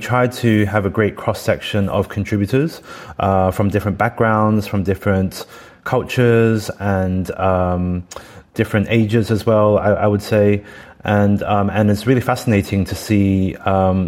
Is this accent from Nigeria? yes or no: no; Australia; now in United Kingdom; growing up in Australia, eating Vegemite sandwiches.